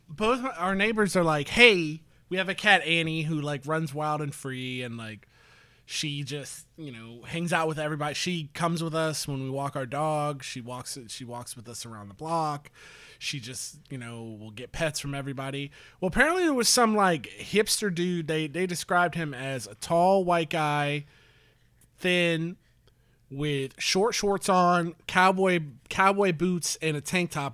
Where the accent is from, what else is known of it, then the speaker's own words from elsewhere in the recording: St. Petersburg, Florida, United States; moved away; I grew up in Saint Petersburg, like Tampa Bay